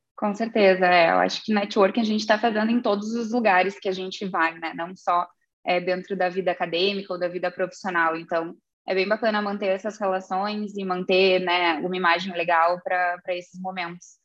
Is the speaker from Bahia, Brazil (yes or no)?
no; Santa Vitória do Palmar, Rio Grande do Sul, Brazil; also born or lived in Pelotas / Ireland; eu sou natural de Santa Vitória do Palmar